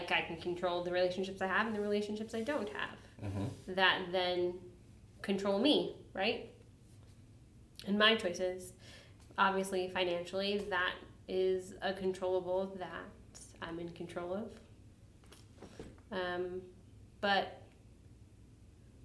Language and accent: English; Chicago, Illinois, United States; moved away; also born or lived in Portland / Spokane / Walla Walla; Growing up in Chicago and having gangs around you